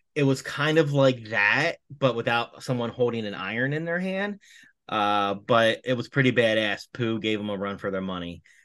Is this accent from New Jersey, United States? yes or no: yes; Atlantic City, New Jersey, United States; I'm originally from the Atlantic City area